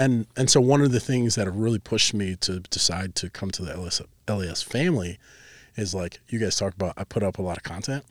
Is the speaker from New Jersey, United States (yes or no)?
no; Chicago, Illinois, United States; also born or lived in Plainfield, Illinois; now in Cedar Rapids, United States; we moved from the Chicagoland area out to the suburb of Chicago out in Plainfield